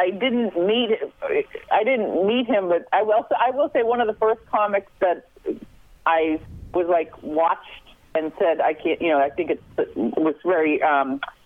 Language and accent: English; Boston, Massachusetts, United States; moved away; also born or lived in New York; growing up in Boston, my parents getting divorced